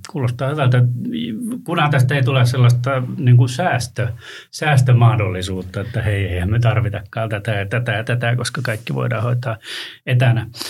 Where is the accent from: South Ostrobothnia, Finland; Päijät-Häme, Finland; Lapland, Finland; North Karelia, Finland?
Lapland, Finland; Ylitornio; moved away; tuolta Ylitorniolta poissa